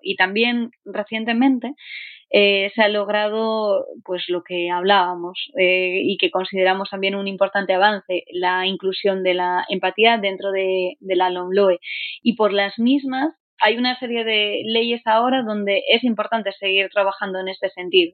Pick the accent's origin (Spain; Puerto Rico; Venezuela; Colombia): Spain; Asturias; soy asturiana